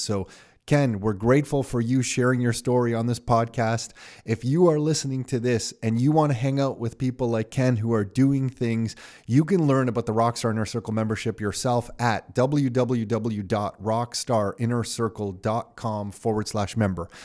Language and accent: English; Canada; I was born here in Canada